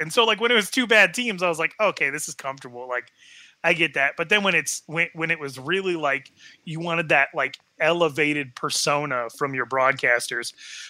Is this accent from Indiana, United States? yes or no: no; Wyoming, United States; I'm from Wyoming.